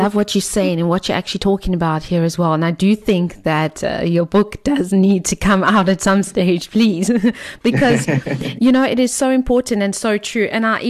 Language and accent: English; South Africa; They're American. I'm South African.